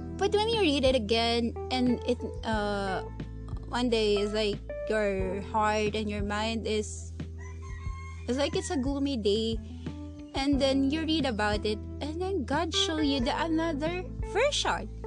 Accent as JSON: {"language": "English", "country": "Philippines", "said": "I'm in the Philippines and this is my country"}